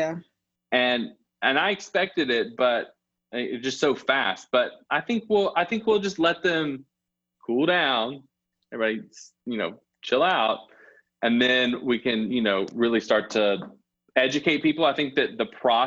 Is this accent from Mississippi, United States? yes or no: yes; Jackson, Mississippi, United States; also born or lived in Starkville; I grew up in Belhaven. I've lived here all my life, except for when I was in Starkville in college.